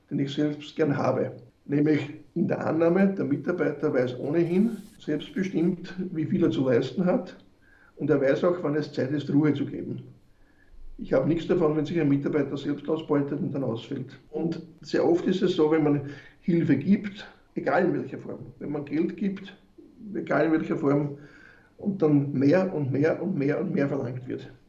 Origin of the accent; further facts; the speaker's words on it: Wiener Neustadt, Lower Austria, Austria; mein neuestes Projekt ist jetzt in Wiener Neustadt, wo ich herkomme, meine Heimatstadt oder Bezirksstadt